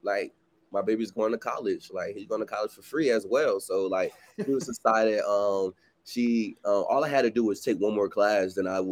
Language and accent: English; Virginia Beach, Virginia, United States; moved away; From Virginia Beach, Virginia, went to Princeton High School